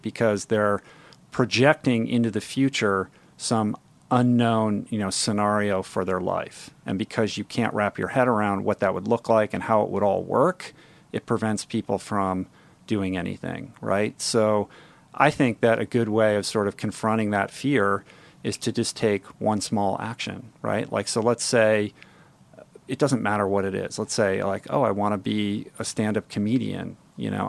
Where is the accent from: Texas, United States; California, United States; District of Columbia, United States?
District of Columbia, United States; Washington; moved away; I grew up in Washington, D C, inside the Beltway